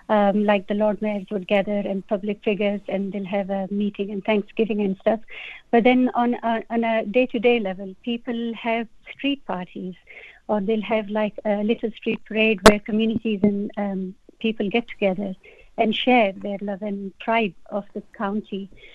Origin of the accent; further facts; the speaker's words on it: Pakistan; now in Yorkshire, United Kingdom; I'm originally from Pakistan.